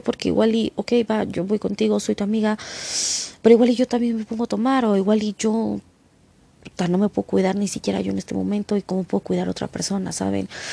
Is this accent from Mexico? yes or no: yes; Mexico; yo hablo por México porque es mi país